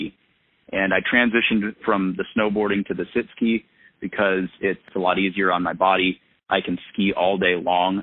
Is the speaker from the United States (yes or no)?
yes; Front Range of Colorado, United States; now in Vermont, United States; growing up on the Front Range of Colorado